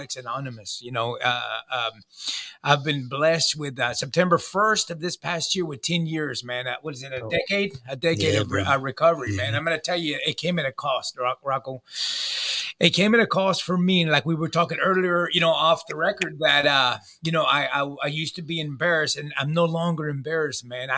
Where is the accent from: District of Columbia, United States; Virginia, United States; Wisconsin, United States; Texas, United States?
Texas, United States; Pearland; I'm from Pearland